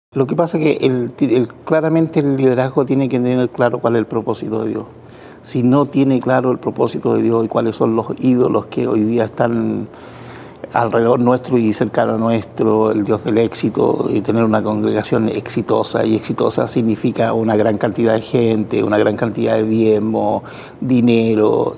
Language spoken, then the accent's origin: Spanish; Chile; yo soy chileno